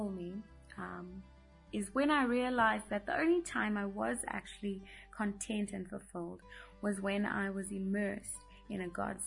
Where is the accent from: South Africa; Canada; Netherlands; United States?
South Africa; Midrand, Gauteng; also born or lived in Johannesburg; I was born in Johannesburg and lived and was raised in Midrand for all of my life